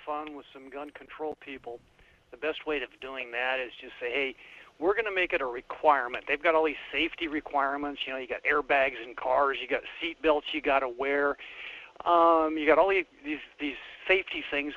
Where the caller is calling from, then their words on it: Wasilla, Alaska, United States; I'm calling from Wasilla